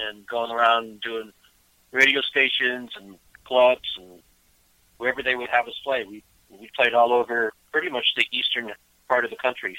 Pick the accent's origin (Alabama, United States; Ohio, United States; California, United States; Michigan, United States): Ohio, United States; outside of Cleveland; moved away as an adult; also born or lived in Boston; I grew up outside of Cleveland.